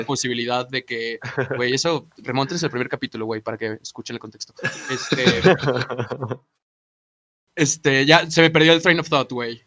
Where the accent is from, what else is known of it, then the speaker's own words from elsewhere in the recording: Mexico City, Mexico; also born or lived in Atizapán; vengo de Azcapotzalco